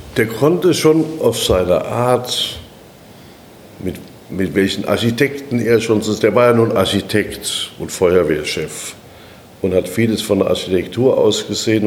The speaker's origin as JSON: {"language": "German", "town": "Darmstadt", "region": "Hesse", "country": "Germany", "tie": "born or raised there", "also_born_or_lived": "Frankfurt", "moved": "as an adult", "lives_now": "Berlin, Germany", "said": "In Darmstadt geboren, aufgewachsen"}